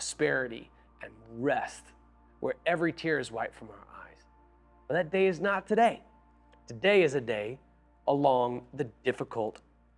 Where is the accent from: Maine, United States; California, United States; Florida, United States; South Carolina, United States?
Florida, United States; also born or lived in Nashville, Tennessee; now in Seattle, United States; when I grew up in Florida